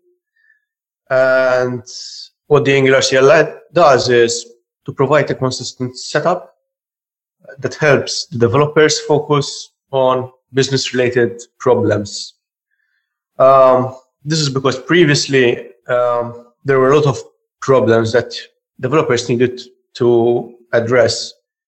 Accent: Malta; I'm from Malta

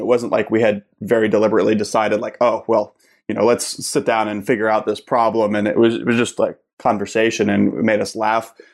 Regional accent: Pittsburgh, Pennsylvania, United States; moved away as an adult; also born or lived in Kent, Ohio; I'm originally from Pittsburgh. I grew up there

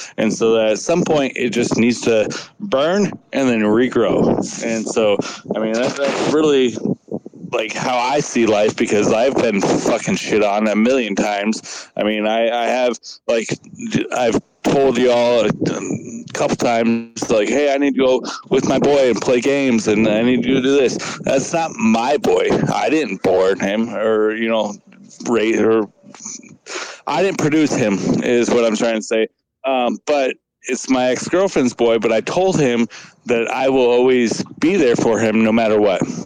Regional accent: South Dakota, United States; now in West Texas, United States; I'm from South Dakota originally. I'm living in Texas right now, West Texas.

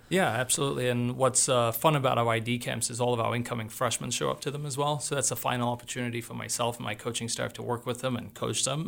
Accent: Australia; now in Missoula, United States; I grew up in Australia

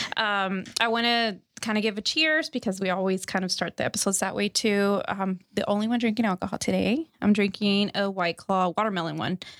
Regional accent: Texas, United States; I'm from Texas

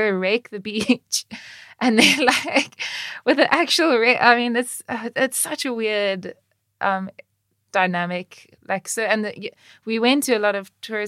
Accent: Cape Town, Western Cape, South Africa; I grew up in Cape Town

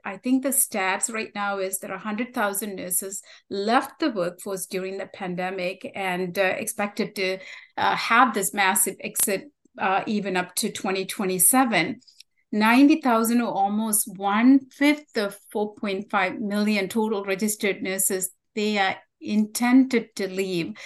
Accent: Sri Lanka; first language Tamil; English is a second language; moved away; where I grew up, the beautiful island I was describing, um, we had a civil war that uh, started in the early 80s mm-hmm. uh, due to ethnic conflict um, and discrimination. I was in the minority group, Tamils, um, so that was my native language.

